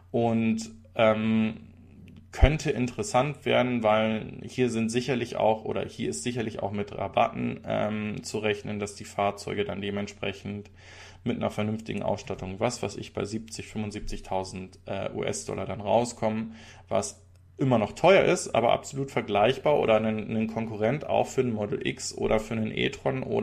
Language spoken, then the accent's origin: German; Switzerland; ist doch ein Trinkgeld äh, und keine Buße, sage ich als Schweizer.